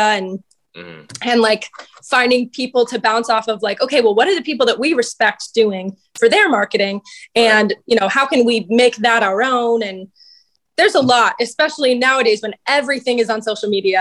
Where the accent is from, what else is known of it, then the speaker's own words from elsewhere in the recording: Oakland, Florida, United States; also born or lived in Virginia; I'm from Orlando. Well, just outside of Orlando. I'm from a little town called Oakland